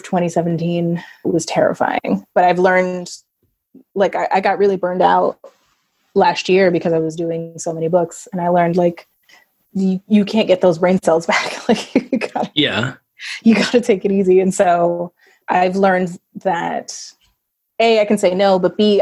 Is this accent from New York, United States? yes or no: yes; New York City, New York, United States; I grew up in New York City